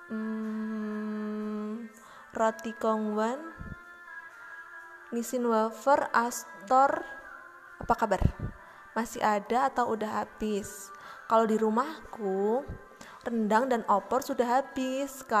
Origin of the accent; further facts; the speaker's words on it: Purworejo, Central Java, Indonesia; di kotaku sendiri ya uh, kemarin aku baca di salah satu media di internet ada berita gitu tentang uh, katanya Purworejo akan memperpanjang masa PSBB.